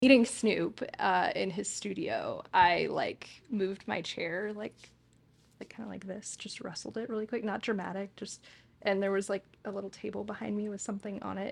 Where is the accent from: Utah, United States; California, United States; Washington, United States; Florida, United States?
California, United States; Hesperia; also born or lived in St. Louis, Missouri / Santa Monica, California; I am from Hesperia, California. So, SoCal born and raised